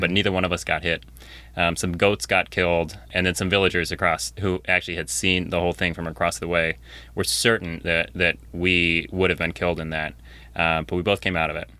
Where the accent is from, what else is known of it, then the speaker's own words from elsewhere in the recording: Ellensburg, Washington, United States; I grew up in Ellensburg, so in the middle part of Washington State